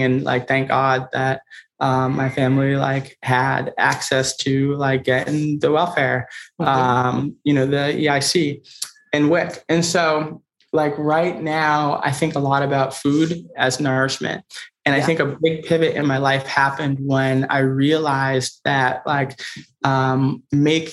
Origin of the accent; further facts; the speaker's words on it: Boston, Massachusetts, United States; moved away as an adult; now in New York City, United States; I grew up in Roxbury, which is a kind of the historically Black part of Boston